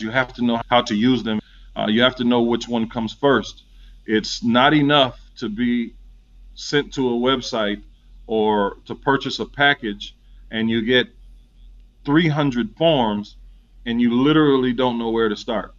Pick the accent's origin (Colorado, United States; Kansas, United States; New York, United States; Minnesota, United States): Minnesota, United States; St. Paul; moved away as an adult; now in Atlanta, United States; I'm originally from St. Paul, Minnesota. This has been home since 96 for me